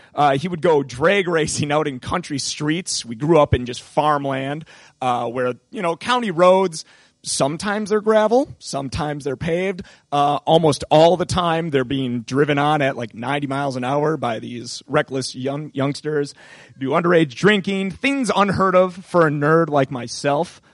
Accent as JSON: {"language": "English", "town": "Appleton", "region": "Wisconsin", "country": "United States", "tie": "born or raised there", "said": "my hometown of Appleton, Wisconsin"}